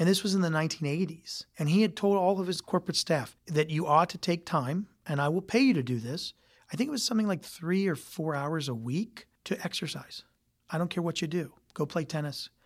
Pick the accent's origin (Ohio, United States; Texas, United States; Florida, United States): Ohio, United States; Youngstown; I came from Youngstown, Ohio